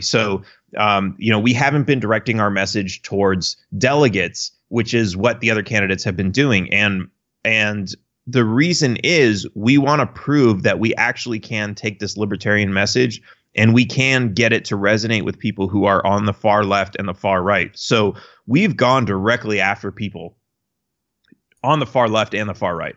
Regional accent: Los Angeles, California, United States; I grew up in Los Angeles, which obviously is a blue state

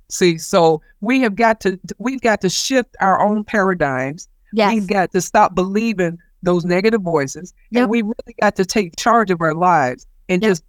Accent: the South, United States; growing up in the South in the 60s, colored people, black people did not have favor

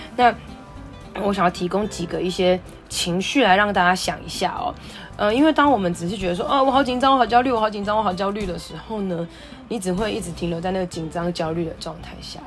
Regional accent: Taiwan; 那我的家乡发生什么事了

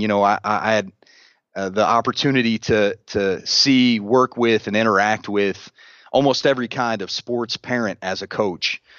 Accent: Central Indiana, United States; I'm a, I'm a Central Indiana, uh, kid, born and raised

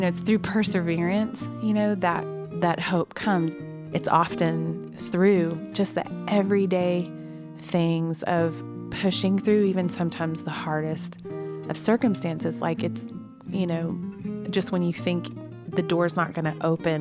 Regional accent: Oklahoma, United States; I was raised in Oklahoma

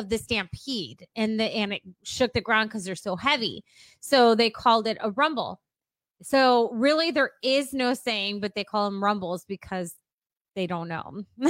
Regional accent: Texas, United States; we aren't Hispanic, we aren't German, we aren't Irish, we're Texan.

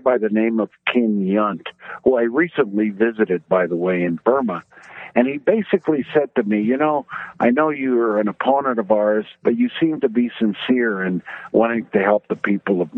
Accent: Mexico; moved away; also born or lived in New Mexico; I was brought up in Mexico, a Mexican mother, an American father. My mother would speak to me in Spanish. My father would speak to me in English.

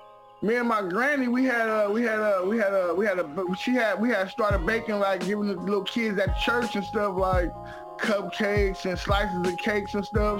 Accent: San Francisco, California, United States; I'm from San Francisco, born and raised, I'm from Sunnyvale Housing Projects

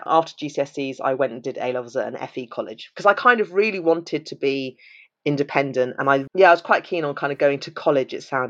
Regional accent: Wales, United Kingdom; born there; So the kind of social services, I was always under Cardiff Social Services because I was born in Wales.

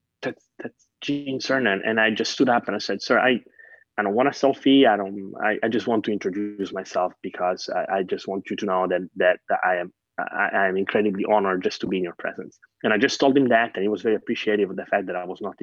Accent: Catania, Sicily, Italy; moved away; I grew up in Sicily and my parents were teachers

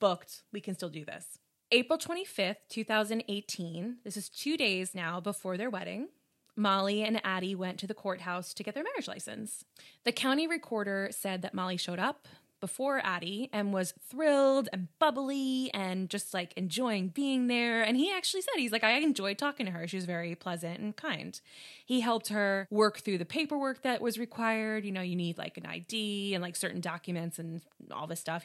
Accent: New York, United States; we're from New York

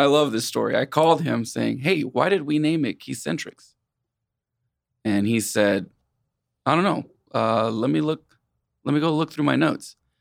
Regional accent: Wichita, Kansas, United States; also born or lived in Puerto Rico; I consider Wichita my hometown, even though I was born in Puerto Rico.

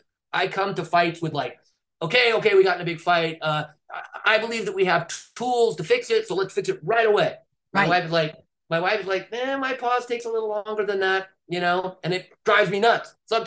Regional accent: California, United States; I'm from California.

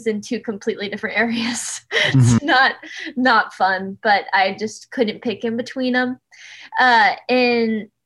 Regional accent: Southlake, Texas, United States; also born or lived in Los Angeles; In a suburb. It's called like South Lake

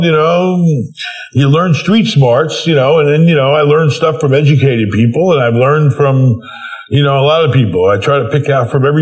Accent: New York, United States; growing up in New York

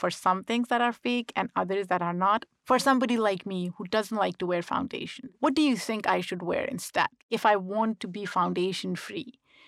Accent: Pakistan; So growing up in Pakistan, I was always conscious because I thought people would make fun of me because of my full lips.

